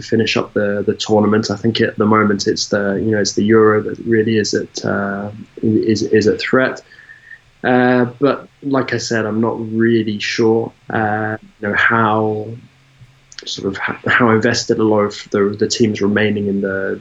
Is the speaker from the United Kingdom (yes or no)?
yes; United Kingdom; being British